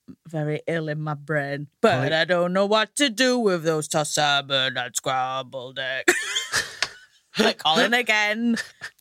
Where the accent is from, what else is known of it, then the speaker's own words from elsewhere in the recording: Hull, Yorkshire and the Humber, United Kingdom; now in London, United Kingdom; you might be able to tell from my accent, I come from Hull